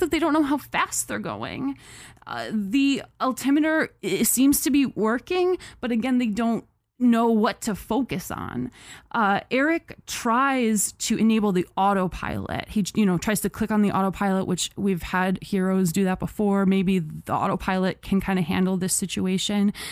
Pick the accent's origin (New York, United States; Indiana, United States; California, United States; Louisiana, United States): New York, United States; Medina; in Medina, obvi-, my hometown